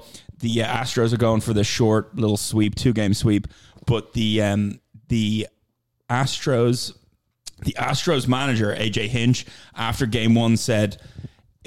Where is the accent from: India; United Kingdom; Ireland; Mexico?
Ireland; I'm from Ireland.